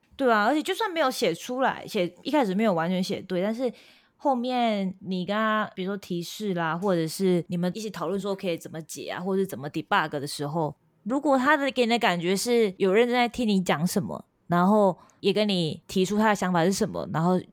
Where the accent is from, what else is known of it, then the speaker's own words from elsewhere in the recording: Changhua County, Taiwan; moved away as an adult; also born or lived in Japan; 可能是有乡下人吧，我是彰化人吧